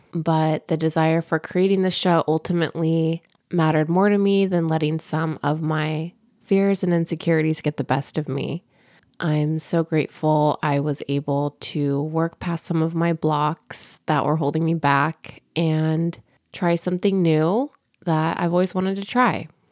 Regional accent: California, United States; also born or lived in Bay Area; born and raised in California

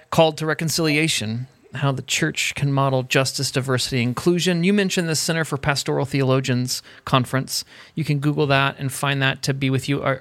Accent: Indiana, United States; I'm from Indiana

